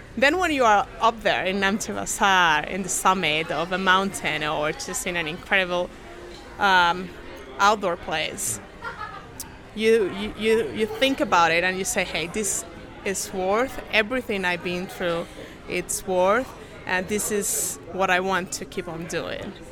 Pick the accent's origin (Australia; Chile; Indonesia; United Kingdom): Chile; I'm down from South America, from Chile, actually